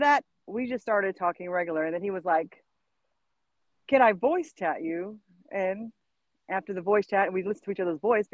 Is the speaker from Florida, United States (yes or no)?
yes; Jacksonville, Florida, United States; moved away as an adult; now in Fayetteville, United States; Was raised in Jacksonville, Florida